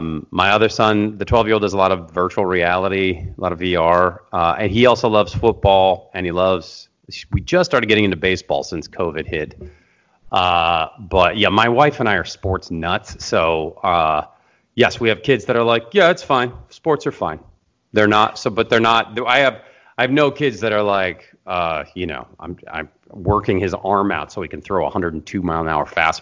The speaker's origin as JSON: {"language": "English", "town": "Seattle", "region": "Washington", "country": "United States", "moved": "yes", "lives_now": "Los Angeles, United States", "said": "And I've been here in LA for 20 years. I came from Seattle, Washington, go Seahawks."}